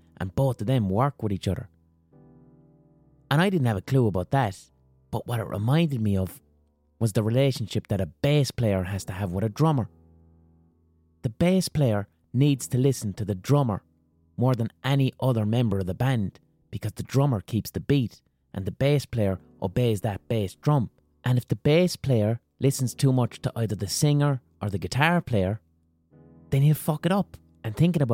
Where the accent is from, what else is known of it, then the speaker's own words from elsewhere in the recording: Limerick, Munster, Ireland; We're both from Limerick City.